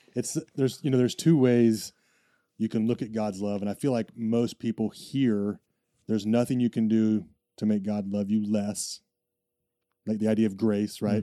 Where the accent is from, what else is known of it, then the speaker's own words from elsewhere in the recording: United States; I'm an American